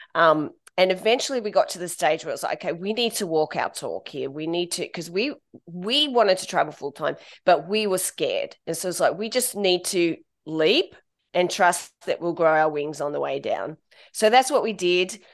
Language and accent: English; Australia; moved away as an adult; also born or lived in United Kingdom / Ireland / Bangkok; being Australian, we're part of the British Commonwealth